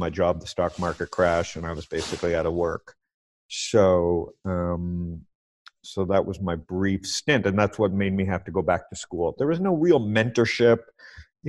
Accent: Toronto, Ontario, Canada; moved away as an adult; also born or lived in Windsor / San Diego; now in Arizona, United States; I was born in Toronto, school there, went to Western

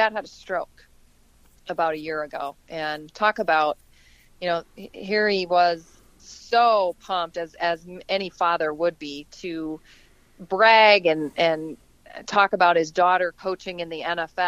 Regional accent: Iowa, United States; I grew up in Iowa

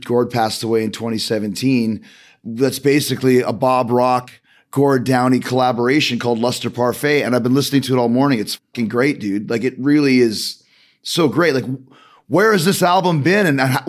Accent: Winnipeg, Manitoba, Canada; I grew up in St. James. I went to Westwood Collegiate.

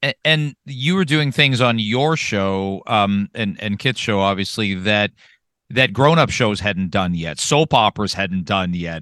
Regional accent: London, Ontario, Canada; I grew up in London, Ontario

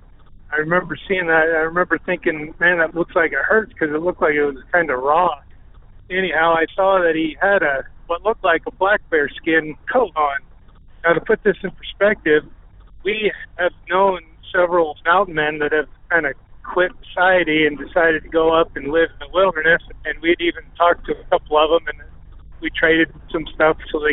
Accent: Jackson, Wyoming, United States; I was born and raised in Jackson, Wyoming.

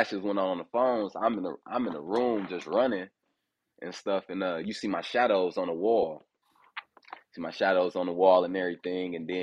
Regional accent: Fort Wayne, Indiana, United States; also born or lived in Detroit, Michigan; I was born in Detroit and I was like raised in Fort Wayne, Indiana. And I moved to Indianapolis when I started boxing when I was 18

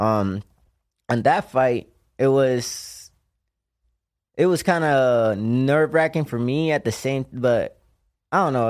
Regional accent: Puerto Rico; moved away; I'm from Cope Alto, Puerto Rico

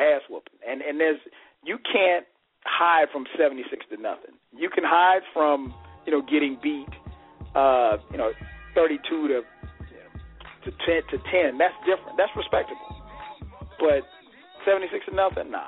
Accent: South Carolina, United States; growing up in South Carolina

